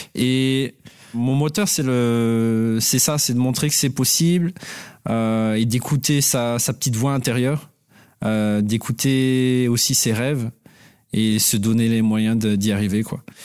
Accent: Madagascar; moved away; Donc moi je suis d'origine malgache. Donc j'ai grandi à Madagascar

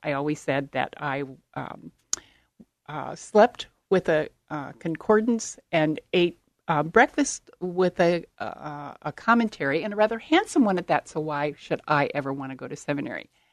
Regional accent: Baltimore, Maryland, United States; moved away; grew up on the East Coast in Baltimore, Maryland

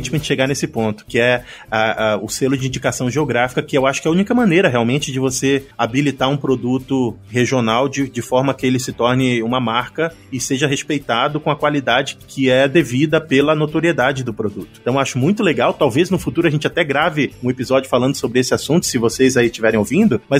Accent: Pará, Brazil; eu sou paraense, Natasha é paraense.

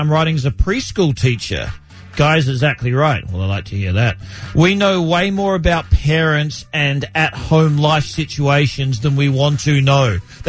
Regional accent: Australia; moved away; when I was 7 years old growing up in Australia.

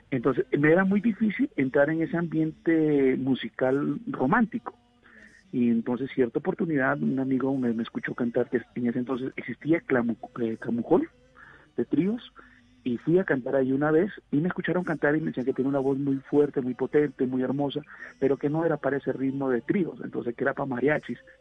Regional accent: Peru; moved away as an adult; now in Colombia; yo soy peruano

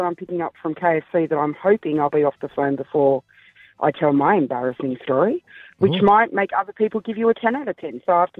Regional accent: Central West, New South Wales, Australia; because I'm from the Central West.

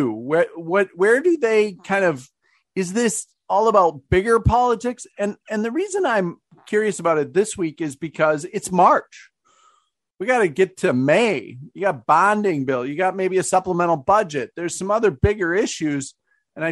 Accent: Shoreview, Minnesota, United States; I'm from Shoreview

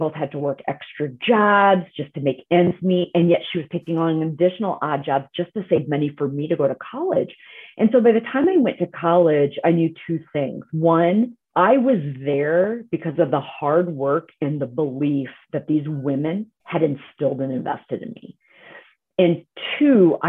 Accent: Iowa, United States; when I was growing up in Iowa

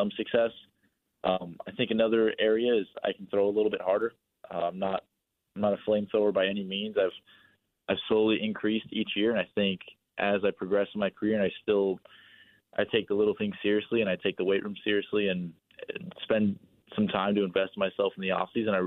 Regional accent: 35 minutes from Chavez Ravine, California, United States; moved away; I grew up 35 minutes from Chavez Ravine

